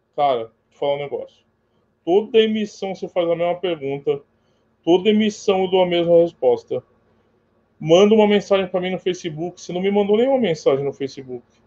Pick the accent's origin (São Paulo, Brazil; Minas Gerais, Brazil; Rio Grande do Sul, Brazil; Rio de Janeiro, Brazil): São Paulo, Brazil; Eu sou de São Paulo, Emanuel. Estado de São Paulo